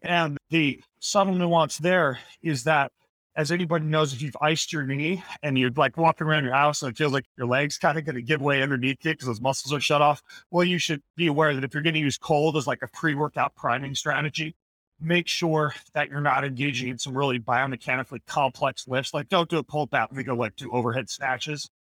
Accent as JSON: {"language": "English", "region": "Idaho", "country": "United States", "tie": "born or raised there", "said": "the winters where I grew up in Idaho were always just so bitter cold."}